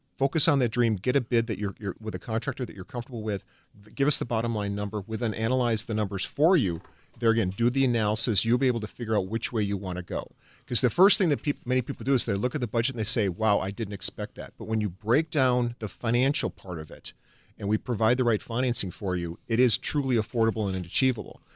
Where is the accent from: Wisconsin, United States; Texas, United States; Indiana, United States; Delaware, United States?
Wisconsin, United States; Chippewa Falls; moved away as an adult; also born or lived in California; I grew up in Chippewa Falls, Wisconsin